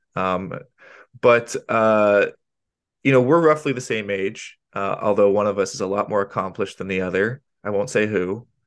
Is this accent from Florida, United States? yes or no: yes; Sarasota, Florida, United States; we both grew up in Sarasota